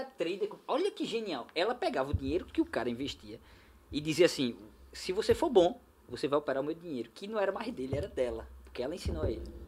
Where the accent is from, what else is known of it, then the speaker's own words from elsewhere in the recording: Olinda, Pernambuco, Brazil; also born or lived in Recife (North Zone); Olinda é onde eu nasci